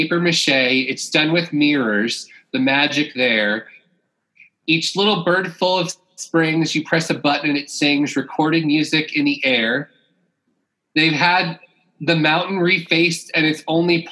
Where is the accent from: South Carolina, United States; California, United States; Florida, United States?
Florida, United States; I'm from Florida, so we were in pools all the time.